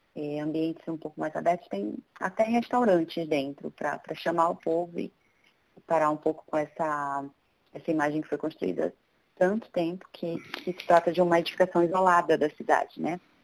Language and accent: Portuguese; Belém, Pará, Brazil; moved away as an adult; now in São Paulo, Brazil; eu sou de Belém do Pará, eu nasci lá, me formei lá, inclusive, e vim para São Paulo em 2011